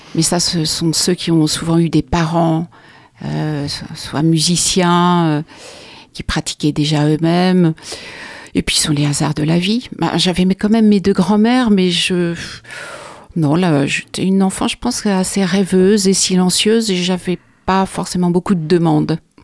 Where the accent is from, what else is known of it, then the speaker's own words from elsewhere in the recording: Charleroi, Wallonia, Belgium; je suis née à Charleroi, en Belgique